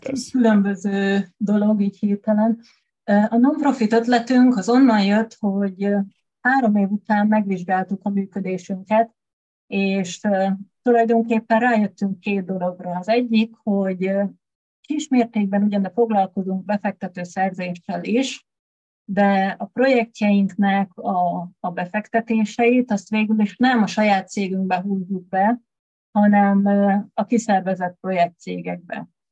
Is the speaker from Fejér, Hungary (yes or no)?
no; Tiszaújváros, Borsod-Abaúj-Zemplén, Hungary; moved away as an adult; now in Budapest, Hungary; Én egy kis magyar vidéki városkában, Tiszaújvárosban nőttem fel